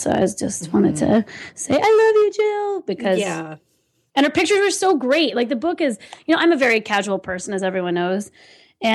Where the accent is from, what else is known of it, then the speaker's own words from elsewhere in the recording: California, United States; I'm from California